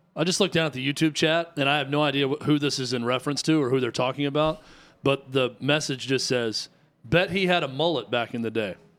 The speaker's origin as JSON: {"language": "English", "region": "the South", "country": "United States", "said": "We're all from the South"}